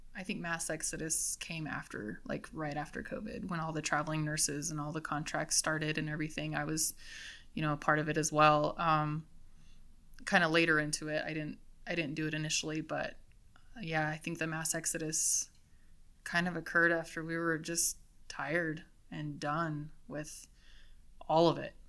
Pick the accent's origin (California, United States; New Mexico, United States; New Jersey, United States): New Mexico, United States; East Mountains; I was from the East Mountains, and I love the East Mountains